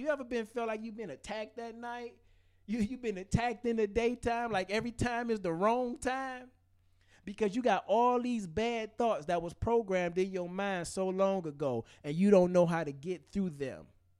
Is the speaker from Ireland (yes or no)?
no; Detroit, Michigan, United States; It's easy for me to say I grew up in Detroit public schools.